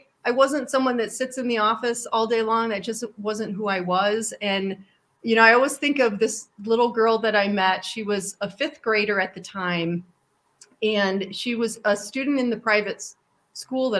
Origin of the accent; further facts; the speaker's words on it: New York, United States; I grew up in New York State